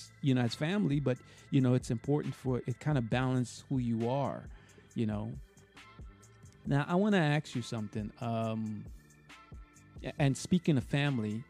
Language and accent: English; New York, United States; now in Florida, United States; where I'm from, New York. I live in Florida now